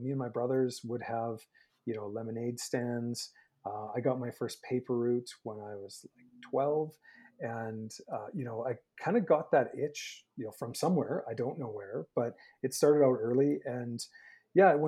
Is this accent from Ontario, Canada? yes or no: no; Saskatchewan, Canada; moved away as an adult; now in Calgary, Canada; I'm a former Saskie. I'm born and raised in Saskatchewan.